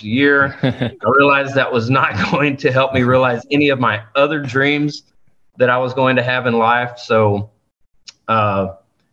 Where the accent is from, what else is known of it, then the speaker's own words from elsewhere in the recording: South Texas, United States; I was born and raised here in South Texas in the heart of the oil field